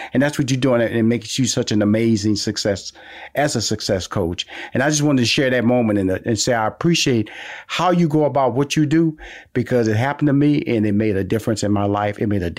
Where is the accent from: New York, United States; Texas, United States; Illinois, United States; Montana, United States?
Texas, United States; Houston; I'm from Houston. You're from South Carolina. We're Texas and South Carolina. We're both from the South now.